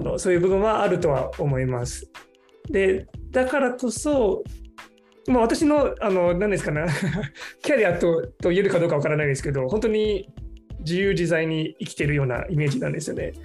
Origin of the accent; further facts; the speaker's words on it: Singapore; Japanese is a second language; moved away as an adult; now in Japan; 私はシンガポールで生まれ育ってで日本語を勉強し始めたのは13歳の頃ですね